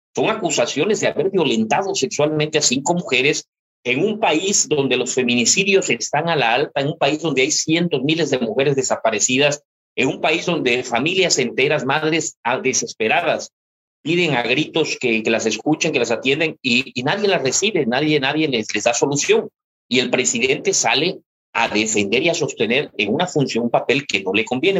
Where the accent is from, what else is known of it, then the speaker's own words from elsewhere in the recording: Mexico; nosotros como mexicanos